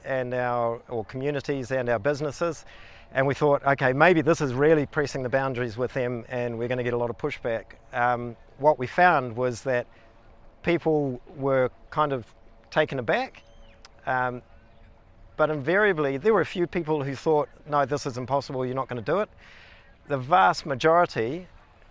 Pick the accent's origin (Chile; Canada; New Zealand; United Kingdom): New Zealand; Kawakawa, Northland; now in Wānaka, New Zealand; I grew up in the Bay of Islands in Northland, was born in a little town called Kawakawa